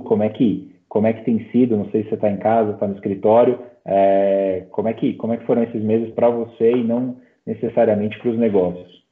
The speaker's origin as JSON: {"language": "Portuguese", "country": "Brazil", "said": "como brasileiro"}